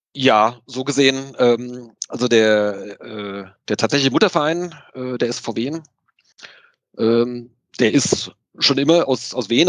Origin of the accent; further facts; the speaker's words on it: Wiesbaden, towards Limburg, Hesse, Germany; bin sogar tatsächlich gebürtige Wiesbadener ähm, und dann hier in der, ja, äh, äh, Richtung Limburg bin ich, bin ich aufgewachsen